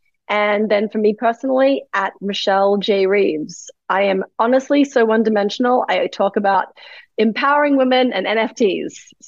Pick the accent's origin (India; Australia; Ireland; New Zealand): Australia; moved away as an adult; now in New York City, United States; I came from Australia. I landed in New York City.